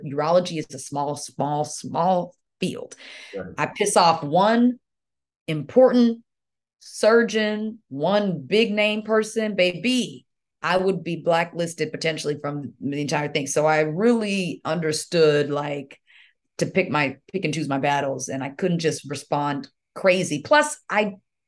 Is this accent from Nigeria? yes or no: yes; Nigeria; moved away; it's Nigerian. That's where I was born, proudly